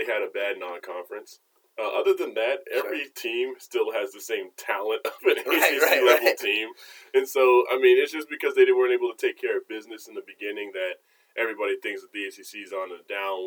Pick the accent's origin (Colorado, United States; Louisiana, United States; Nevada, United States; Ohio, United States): Colorado, United States; moved away as an adult; now in North Carolina, United States; I grew up in Colorado, went to school in Colorado